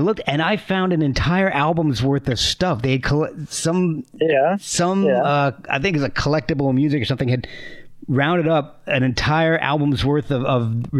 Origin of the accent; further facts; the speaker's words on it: East Coast, United States; also born or lived in Texas / New Jersey / Alabama; now in Virginia, United States; And I grew up and down the East Coast. I was born in Texas, lived in New Jersey, Virginia. And I'm in Virginia again right now, but moved to Alabama for a decade or so.